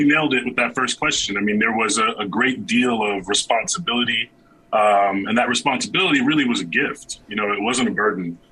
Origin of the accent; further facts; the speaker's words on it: New York City, New York, United States; I'm born in Brooklyn, New York, born and raised in Brooklyn, New York.